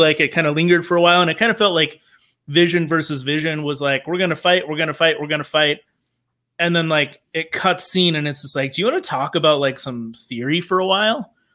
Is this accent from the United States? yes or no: yes; Denver, Colorado, United States; I grew up in Denver